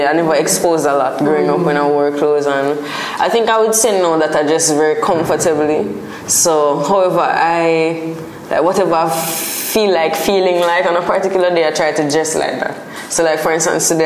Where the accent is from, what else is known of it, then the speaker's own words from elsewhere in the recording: Spanish Town, Saint Catherine, Jamaica; Growing up in Spanish Town was a simple, like almost a small town vibe, as opposed to like a Kingston or a city vibe.